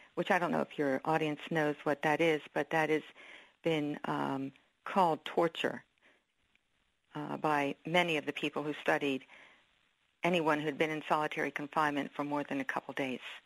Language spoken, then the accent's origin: English; Philadelphia, Pennsylvania, United States; I was born in Philadelphia. We were raised around Philadelphia